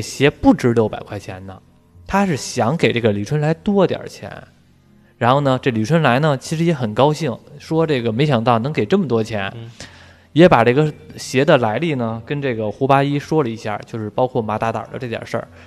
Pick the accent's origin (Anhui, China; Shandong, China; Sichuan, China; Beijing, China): Beijing, China; 咱们北京这边吃的就是煮的水饺